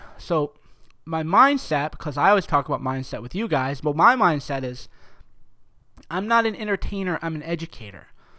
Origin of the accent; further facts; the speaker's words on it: New York, United States; Mike, talk faster, man. I'm from New York. You're too slow, man.